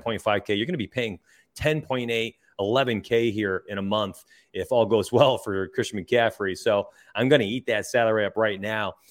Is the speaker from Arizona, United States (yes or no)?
no; Rochester, New York, United States; moved away; I'm from Rochester